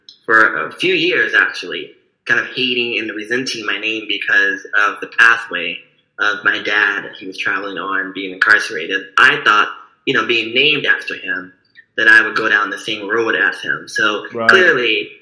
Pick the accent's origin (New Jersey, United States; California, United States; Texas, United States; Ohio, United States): California, United States; Berkeley; I was born here in Berkeley, California, November 5th, 1992